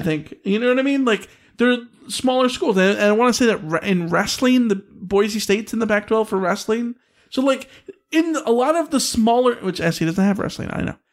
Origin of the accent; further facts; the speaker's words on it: United Kingdom; I'm British.